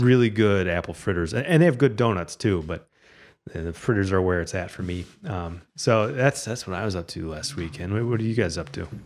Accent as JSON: {"language": "English", "town": "Toledo", "region": "Ohio", "country": "United States", "tie": "born or raised there", "said": "I grew up here in Toledo"}